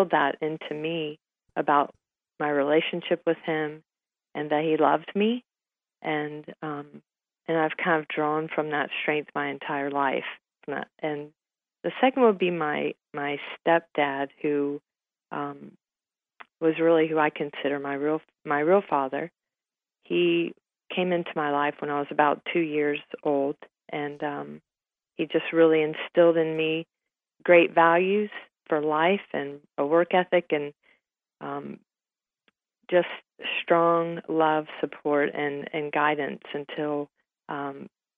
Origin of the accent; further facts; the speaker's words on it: Cincinnati, Ohio, United States; I grew up in Cincinnati, Ohio.